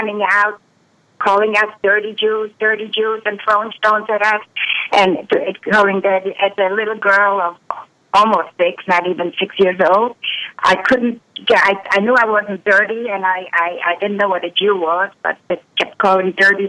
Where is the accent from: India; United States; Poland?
Poland; I was born in Poland in 1937